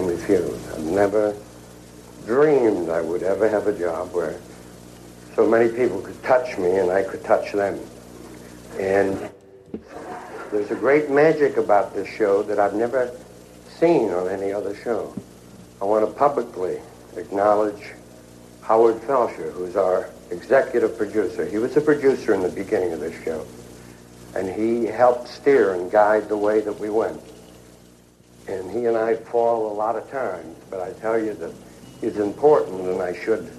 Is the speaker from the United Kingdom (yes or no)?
yes; England, United Kingdom; moved away; my hometown in England